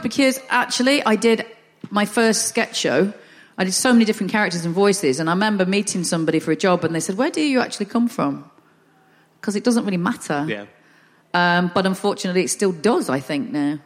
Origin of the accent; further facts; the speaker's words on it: the north of England, United Kingdom; accent: northern; I'm northern